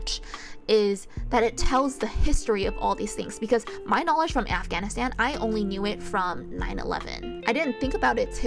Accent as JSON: {"language": "English", "country": "United States", "said": "even though I'm American, I never felt American enough"}